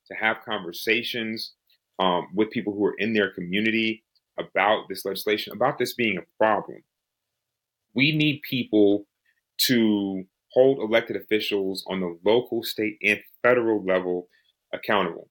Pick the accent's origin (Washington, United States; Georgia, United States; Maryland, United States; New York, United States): Georgia, United States; Georgia, my home state